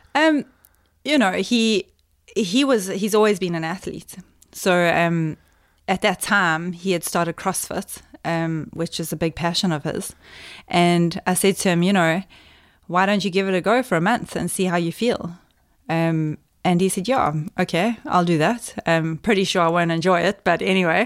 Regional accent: Cato Ridge, KwaZulu-Natal, South Africa; moved away; I grew up in the, in KwaZulu-Natal, which is, um, uh, on the East Coast

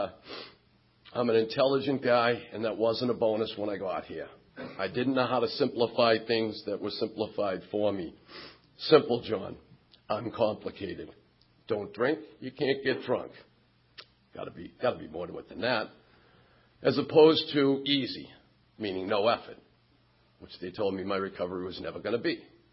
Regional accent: Quincy, Massachusetts, United States; Quincy Point on Wednesday night in my hometown

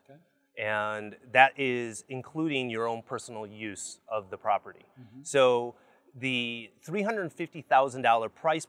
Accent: Chicago, Illinois, United States; moved away as an adult; also born or lived in Baja California Sur, Mexico; now in Cabo San Lucas, Mexico; I'm from Chicago

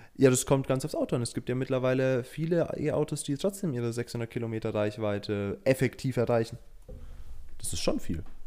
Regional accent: Germany; bei uns in Deutschland

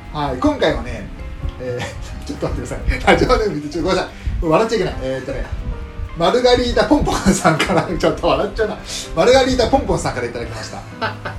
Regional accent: Chiba, Japan; also born or lived in Fukuoka / Saga; 小学生の頃とかは千葉に住んでて

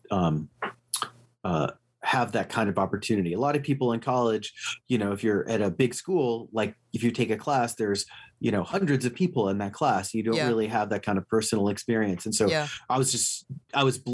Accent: Los Angeles, California, United States; moved away; also born or lived in Houston; when I grew up in Los Angeles

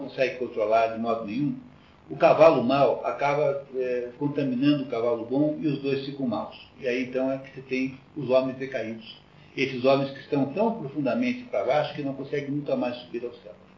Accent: Curitiba, Paraná, Brazil; eu sou curitibano

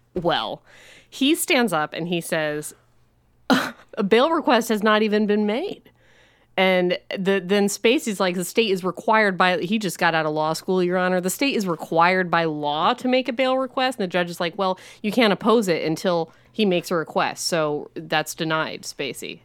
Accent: Illinois, United States; we grew up in Illinois

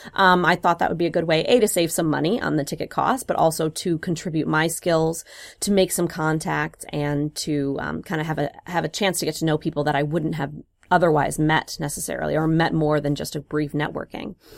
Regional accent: Wisconsin, United States; moved away; I grew up in Wisconsin

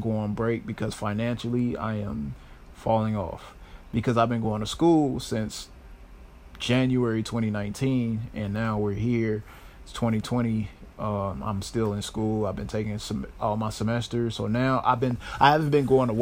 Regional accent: Chicago, Illinois, United States; I am a Chicago native and born and raised, not raised, but I was born here in Chicago

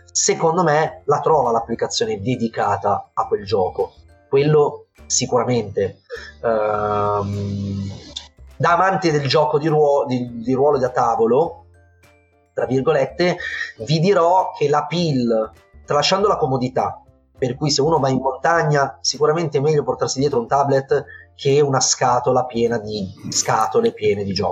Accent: Turin, Piedmont, Italy; È un, è un progetto anche fisico in realtà, che noi eh, siamo di Torino, io con i miei due amici che un po' più da vicino mi danno una mano

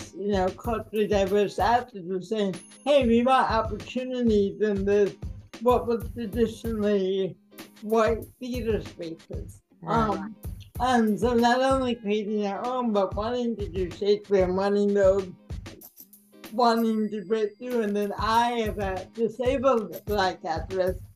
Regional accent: Oak Park, Illinois, United States; I grew up in Oak Park, Illinois, and which is a suburb just west of Chicago

